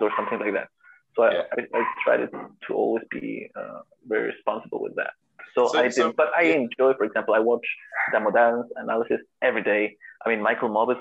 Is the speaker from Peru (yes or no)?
yes; Peru